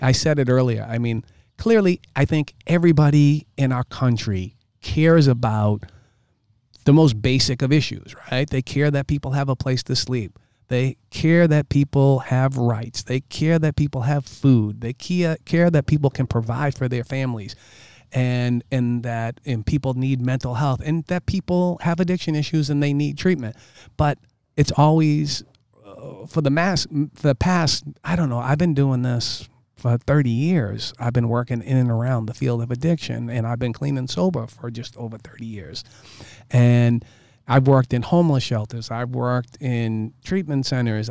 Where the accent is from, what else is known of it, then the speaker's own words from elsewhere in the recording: Boston, Massachusetts, United States; I'm from Dorchester, right? And I'm, I'm from a different kind of place. And, um, you know, when you grow up in Dorchester, you, Cohasset is really far away.